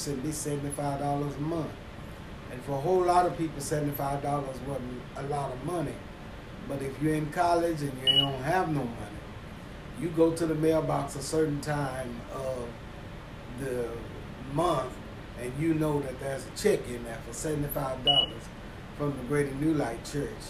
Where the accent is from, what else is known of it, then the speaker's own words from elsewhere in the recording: Waco, Texas, United States; I attended school here in Waco, got an opportunity to graduate from Richfield High School